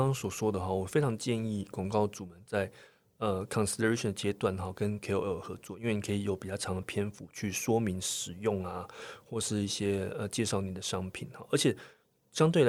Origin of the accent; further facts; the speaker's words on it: Taiwan; 是因为我们台湾人在观影模式上面被我们的新闻台训练非常非常的非常良好